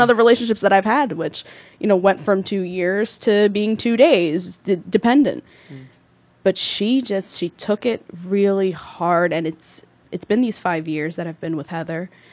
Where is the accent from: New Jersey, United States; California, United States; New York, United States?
New Jersey, United States; Newark; I grew up in the Ironbound, two mm. blocks away from East Side